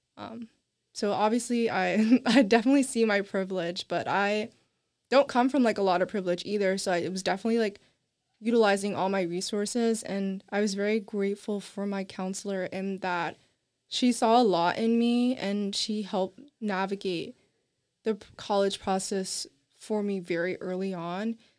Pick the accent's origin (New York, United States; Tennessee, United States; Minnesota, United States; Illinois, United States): Tennessee, United States; Nashville; first language English; I'm from Nashville, Tennessee